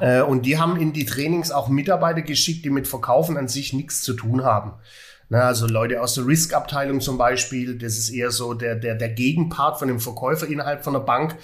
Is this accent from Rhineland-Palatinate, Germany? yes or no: no; Swabia, Baden-Württemberg, Germany; als Schwabe